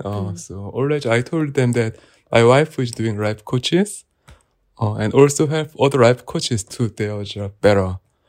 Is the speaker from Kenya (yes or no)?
no; South Korea; I'm Korean.